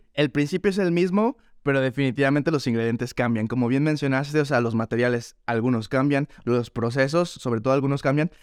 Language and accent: Spanish; León, Guanajuato, Mexico; moved away as an adult; now in New York, United States; Leonés de nacimiento, crecido y formado en León, Guanajuato